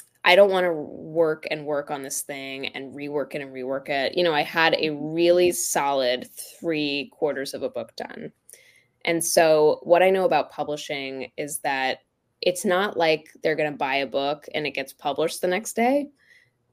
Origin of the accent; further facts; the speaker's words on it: Florida, United States; I grew up in Florida